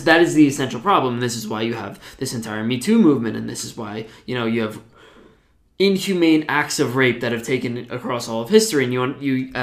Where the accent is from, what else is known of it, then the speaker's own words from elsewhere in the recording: New Jersey, United States; I'm from New Jersey